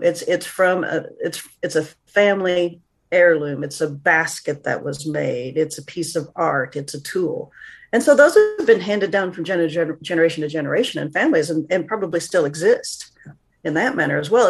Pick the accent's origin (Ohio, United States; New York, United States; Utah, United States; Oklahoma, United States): Oklahoma, United States; Northeast; small school in, in Oklahoma, Northeast Oklahoma